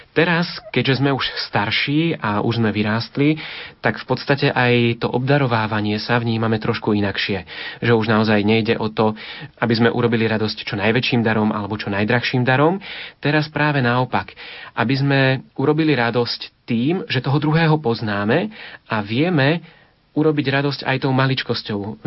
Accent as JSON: {"language": "Slovak", "town": "Liptovský Mikuláš", "region": "Žilina Region", "country": "Slovakia", "tie": "born or raised there", "said": "zostávali sme už doma v Liptovskom Mikuláši"}